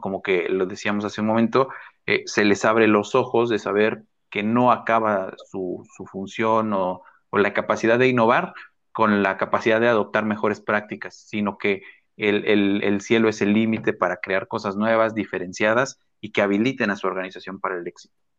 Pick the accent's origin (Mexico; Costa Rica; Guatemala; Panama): Mexico; que tenemos ahora en México como mexicanos